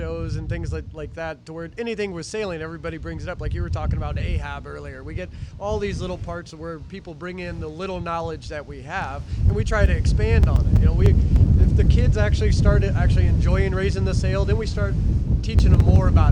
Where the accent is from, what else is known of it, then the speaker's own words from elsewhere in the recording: Midwest, United States; moved away; I'm originally from the Midwest